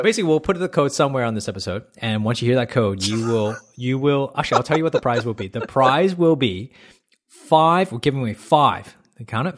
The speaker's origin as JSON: {"language": "English", "town": "Toronto", "region": "Ontario", "country": "Canada", "tie": "born or raised there", "moved": "as an adult", "lives_now": "Australia", "said": "I grew up in a country where, in, in Toronto, a big city, which is right next door to United States."}